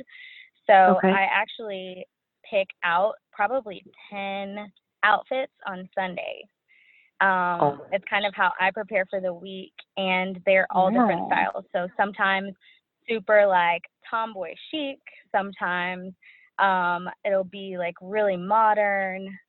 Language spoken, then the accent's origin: English; Dallas, Texas, United States; I'm from Dallas. I know. There's not very many of us